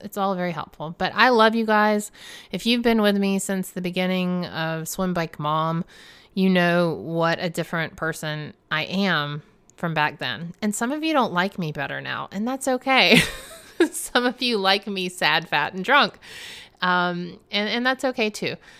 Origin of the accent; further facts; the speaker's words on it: the South, United States; I'm a Southerner, y'alls.